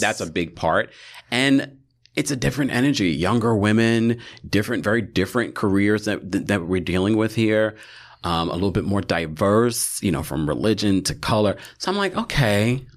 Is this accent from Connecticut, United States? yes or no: no; New York, United States; we are from New York